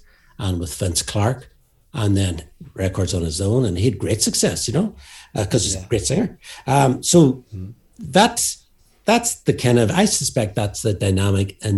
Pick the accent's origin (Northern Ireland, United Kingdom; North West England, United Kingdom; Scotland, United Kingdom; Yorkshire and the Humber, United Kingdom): Northern Ireland, United Kingdom; Derry; we're from Derry